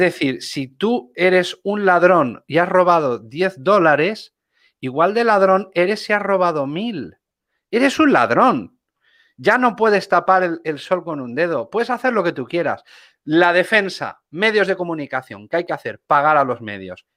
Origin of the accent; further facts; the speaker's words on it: Spain; yo soy un español que vivo aquí